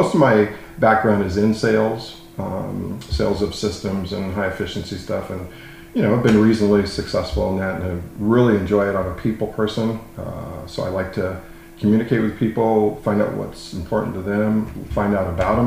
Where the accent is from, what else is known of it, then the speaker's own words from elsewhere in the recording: Southern California, United States; also born or lived in Palm Harbor; I started in the industry, way back in late 80s in Southern California, which is where I'm from